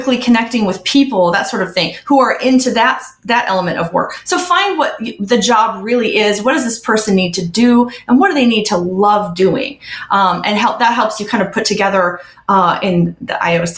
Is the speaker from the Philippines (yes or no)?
no; Midwest, United States; I'm originally from the Midwest